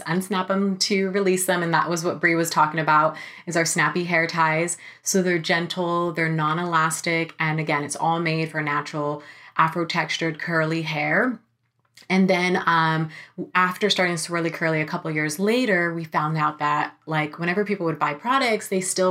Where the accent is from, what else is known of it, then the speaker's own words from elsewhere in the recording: Sacramento, California, United States; now in Los Angeles, United States; I'm from Sacramento